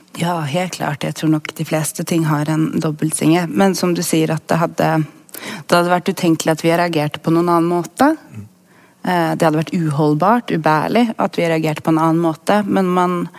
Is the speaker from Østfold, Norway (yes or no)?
no; Sandefjord, Vestfold, Norway; jeg kommer jo fra Sandefjord